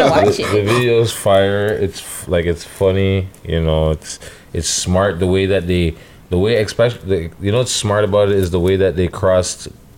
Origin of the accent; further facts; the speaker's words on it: Toronto, Ontario, Canada; because I'm from Toronto